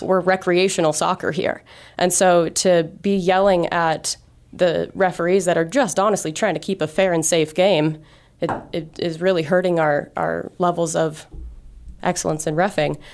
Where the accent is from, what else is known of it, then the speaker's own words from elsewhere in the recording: Great Falls, Montana, United States; I grew up in Great Falls, uh, you know, just a few hours from here